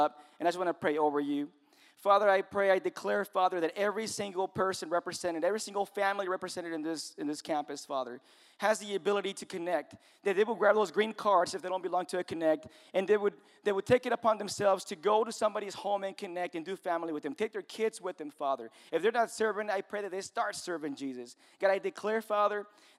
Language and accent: English; Mexico; moved away; I'm Mexican